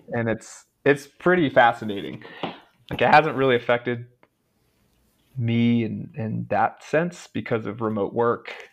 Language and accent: English; Charlotte, North Carolina, United States; moved away as an adult; also born or lived in Raleigh, North Carolina / Jefferson City, Missouri; growing up in Charlotte, um, where I grew up